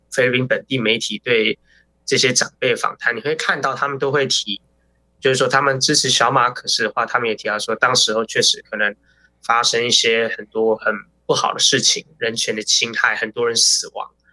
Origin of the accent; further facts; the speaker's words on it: New Taipei, Taiwan; 我新北人，新北人